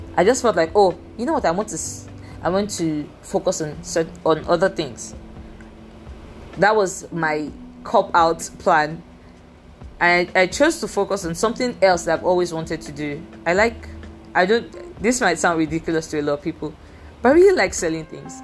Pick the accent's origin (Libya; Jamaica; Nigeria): Nigeria; accent: Nigerian English; I am a Nigerian. I I have a degree in English. I am confident in the fact that to a very good extent my English is good. I just speak a different variation of English language, which is the Nigerian English language